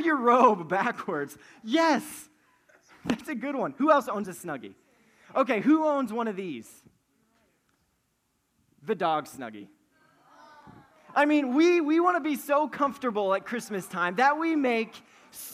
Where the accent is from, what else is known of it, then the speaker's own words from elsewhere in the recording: Wyoming, United States; moved away; I'm from Wyoming